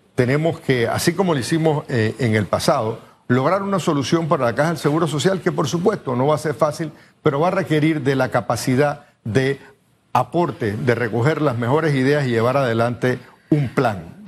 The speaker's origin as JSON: {"language": "Spanish", "country": "Panama"}